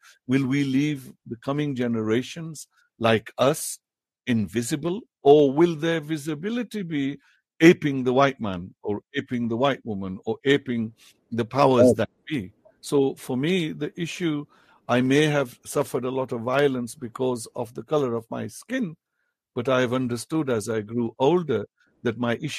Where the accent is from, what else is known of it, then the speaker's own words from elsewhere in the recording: Punjab, Pakistan; first language Potohari; English is a second language; I write in English in Potohari, my mother tongue.